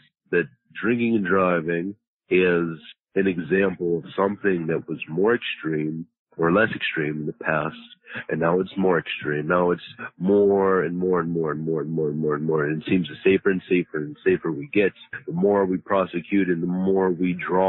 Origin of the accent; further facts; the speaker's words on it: Pittsburgh, Pennsylvania, United States; born there; Well, I was born in Pittsburgh, Pennsylvania. But I'm pretty worldly. I've been many places and, so I kind of have my own little accent.